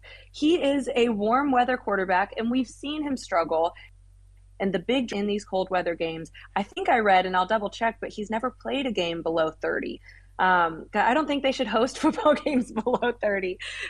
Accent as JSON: {"language": "English", "town": "Kansas City", "country": "United States", "said": "So I'm actually from Kansas City, which I feel like people say, oh, you're fine. You're from Kansas City."}